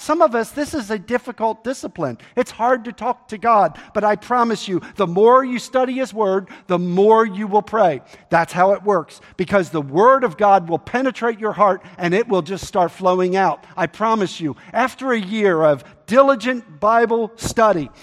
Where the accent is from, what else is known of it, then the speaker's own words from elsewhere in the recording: Baltimore, Maryland, United States; moved away; I grew up in Baltimore, Maryland